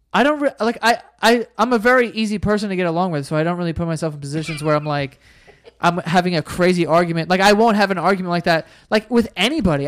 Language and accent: English; New York City, New York, United States; my school wasn't even that white. Like, it was pretty diverse. Like, we're from Queens